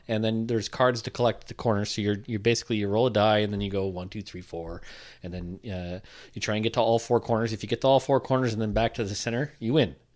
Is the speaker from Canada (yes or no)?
yes; Sault Ste. Marie, Ontario, Canada; I'm from the Sioux